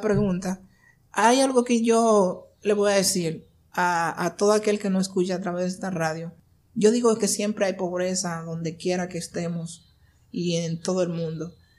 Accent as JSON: {"language": "Spanish", "region": "Barahona", "country": "Dominican Republic", "tie": "born or raised there", "said": "Nací en Barahona nací en Barahona, de una familia muy pobre"}